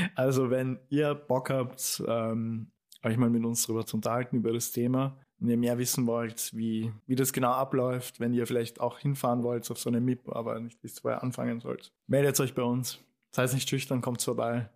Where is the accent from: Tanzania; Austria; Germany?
Austria; bei uns in Österreich